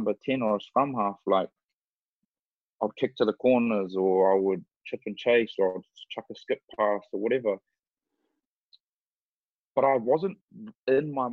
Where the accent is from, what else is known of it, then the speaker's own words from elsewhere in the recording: New Zealand; moved away; also born or lived in Scotland / Glasgow / London; Grew up in New Zealand